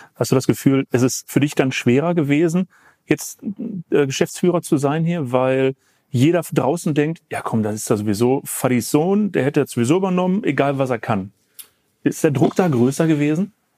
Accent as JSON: {"language": "German", "town": "Essen", "region": "North Rhine-Westphalia", "country": "Germany", "said": "ich komme auch aus Essen"}